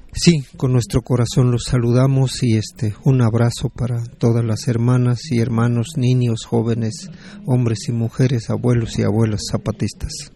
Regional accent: Nurío, Michoacán, Mexico; De Nurío, Purépecha, del territorio Purépecha, del estado de Michoacán.

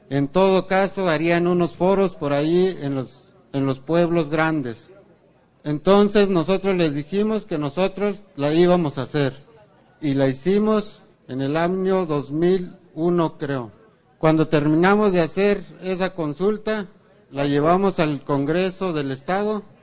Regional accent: Mexico; Todos los que estamos aquí, los que somos de México, nos acordaremos de los acuerdos de San Andrés.

